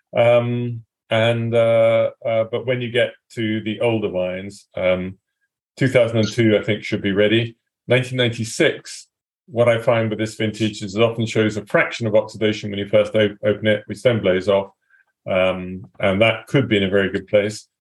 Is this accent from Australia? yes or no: no; England, United Kingdom; I am English